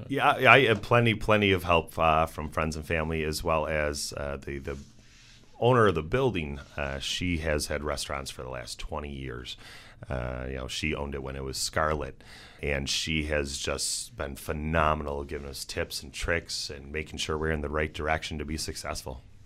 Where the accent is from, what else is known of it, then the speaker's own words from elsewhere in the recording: Amherst, New York, United States; also born or lived in Buffalo; I am here from Buffalo. I went to Sweet Home High School, grew up in Amherst